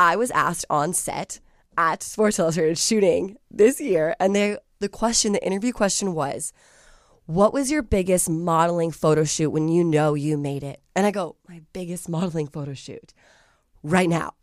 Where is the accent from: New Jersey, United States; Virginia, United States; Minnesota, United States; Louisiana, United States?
Virginia, United States; Alexandria; moved away as an adult; now in Los Angeles, United States; I'm originally from Alexandria, Virginia